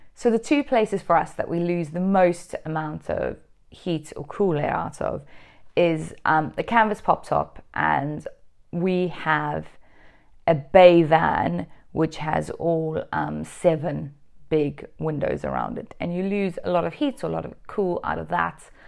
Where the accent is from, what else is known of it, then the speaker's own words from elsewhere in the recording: Durban, KwaZulu-Natal, South Africa; moved away; I'm actually South African. And where I grew up was actually very warm. It was something like three hundred and twenty, forty days of sunshine a year. Um, the coldest it got in Durban, South Africa